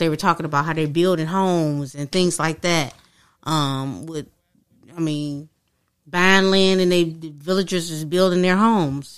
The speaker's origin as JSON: {"language": "English", "region": "Michigan", "country": "United States", "said": "I'm from Michigan"}